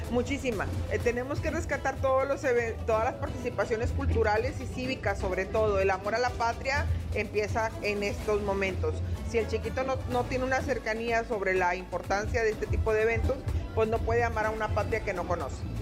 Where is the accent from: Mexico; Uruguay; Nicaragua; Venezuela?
Mexico; es un aspecto de identidad, de reconocernos como como mexicanos